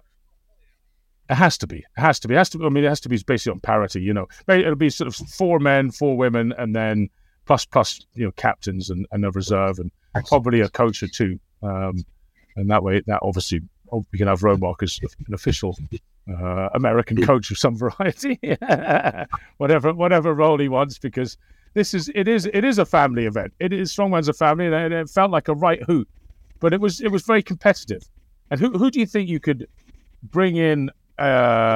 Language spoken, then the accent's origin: English; Scotland, United Kingdom; being Scottish myself